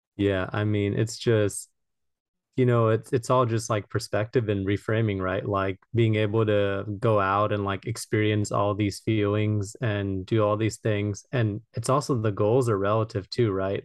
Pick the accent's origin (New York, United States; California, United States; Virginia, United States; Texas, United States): California, United States; Los Angeles; I'm from Los Angeles, California